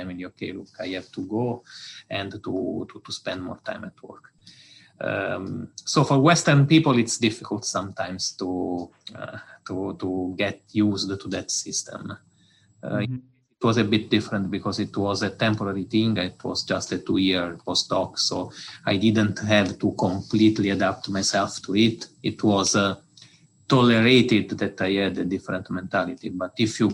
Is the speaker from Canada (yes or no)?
no; Italy; accent: Italian; English is a second language; moved away as an adult; also born or lived in Osaka, Japan; now in Delft, Netherlands; I'm Italian, as it is probably easy to understand from my English accent